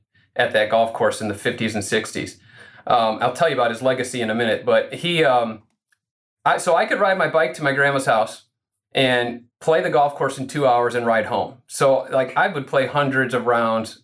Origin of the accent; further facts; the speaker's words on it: Rochelle, Illinois, United States; now in Park Ridge, United States; my hometown, I'm from Rochelle. It's a town north central Illinois, just west of DeKalb